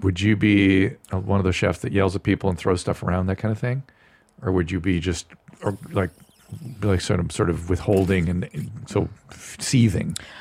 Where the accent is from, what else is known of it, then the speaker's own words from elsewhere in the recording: United States; as an American